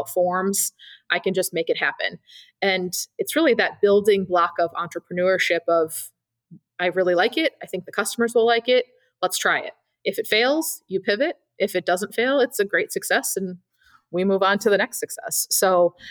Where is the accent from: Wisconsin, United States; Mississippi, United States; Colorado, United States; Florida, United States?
Wisconsin, United States; Madison; born or raised there